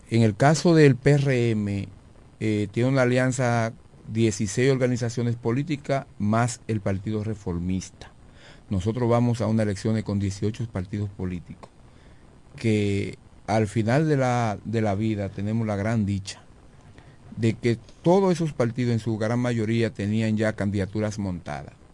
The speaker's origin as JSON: {"language": "Spanish", "town": "Villa Hermosa", "region": "La Romana", "country": "Dominican Republic"}